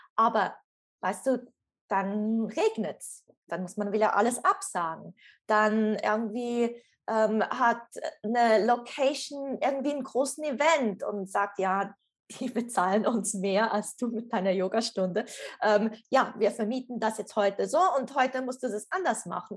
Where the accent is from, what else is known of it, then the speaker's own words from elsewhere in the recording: Switzerland; ich komme aus der Schweiz und bin in Zug zu Hause